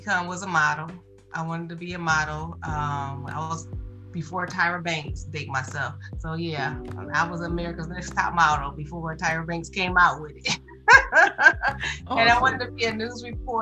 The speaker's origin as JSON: {"language": "English", "town": "Detroit", "region": "Michigan", "country": "United States", "tie": "born or raised there", "also_born_or_lived": "Heidelberg, Mississippi", "moved": "yes", "lives_now": "Georgia, United States", "said": "I am from Detroit. I was born and raised in Detroit."}